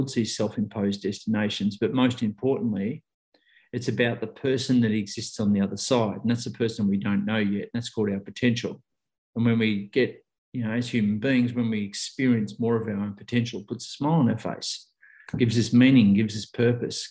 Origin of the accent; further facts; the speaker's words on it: Australia; I'm an Australian who really in 20 years hadn't traveled that much